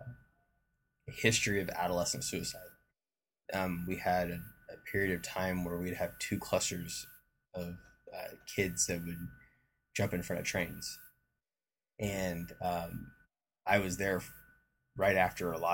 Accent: Oklahoma, United States; moved away as an adult; also born or lived in Monterey, California / Texas / Utah; I grew up in Oklahoma

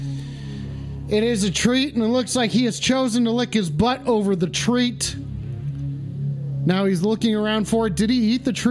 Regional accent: Utah, United States; I was born in Utah

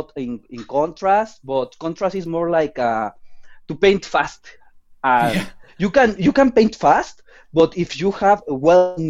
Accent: Mexico City, Mexico; I'm from Mexico City, the main city in my country.

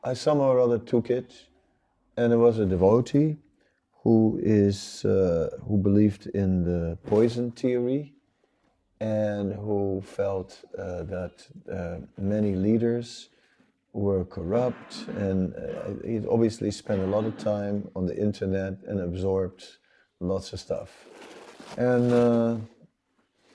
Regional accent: Netherlands; moved away; I'm from Holland

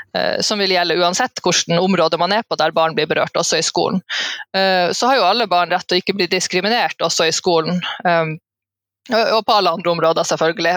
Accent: Alta and Tromsø, Troms og Finnmark, Norway; fra Alta og Tromsø, altså litt fra begge de plassene

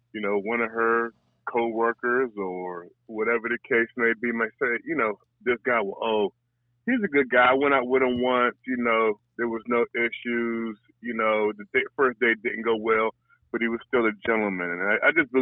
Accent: Prince George's County, Washington, D.C. area, Maryland, United States; I grew up in the Washington, D.C. area, Prince George's County to be specific

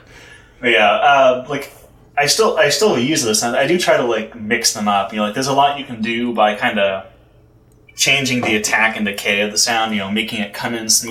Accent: Houston, Texas, United States; now in New York, United States; I'm from Houston

